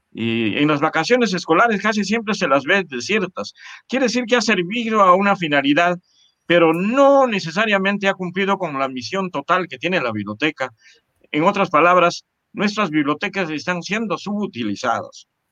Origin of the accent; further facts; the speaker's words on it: Chupaca, Junín, Peru; toda nuestra formación básica eh, y, superior la hicimos en nuestra tierra, en eh, Chupaca